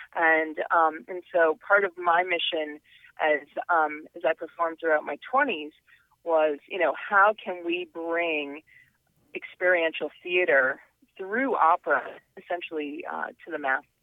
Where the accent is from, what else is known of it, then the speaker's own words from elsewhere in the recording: Connecticut, United States; I grew up in Connecticut